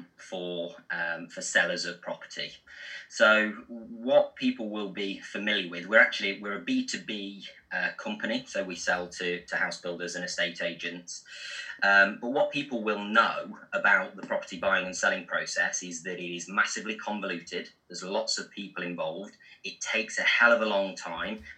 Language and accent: English; Burton-on-Trent, West Midlands, United Kingdom; I'm from Burton-on-Trent, and so they make Marmite and Bovril there